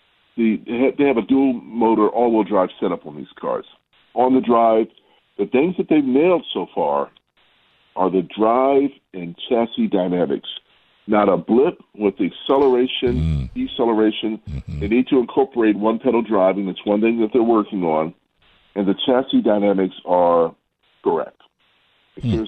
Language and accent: English; Baltimore, Maryland, United States; accent: Baltimore; the Baltimore accent was a little odd for them